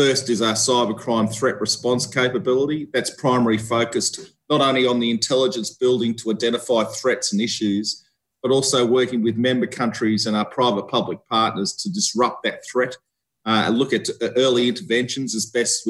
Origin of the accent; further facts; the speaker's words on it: Australia; moved away as an adult; also born or lived in Victoria, Australia / Canberra, Australia; I'm an Australian seconded officer.